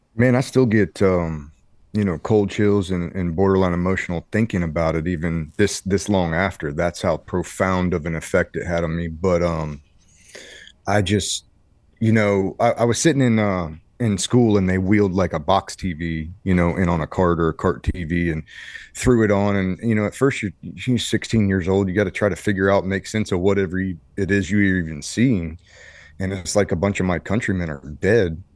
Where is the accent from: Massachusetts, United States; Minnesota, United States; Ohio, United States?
Ohio, United States; moved away as an adult; I come from Ohio, a small, uh, farm town, Ohio